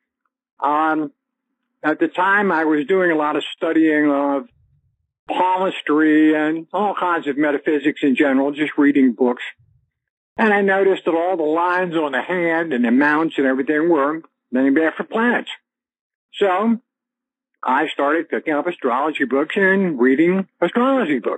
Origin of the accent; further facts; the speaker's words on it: Northern Virginia, United States; I grew up in Northern Virginia, right outside Washington, D.C.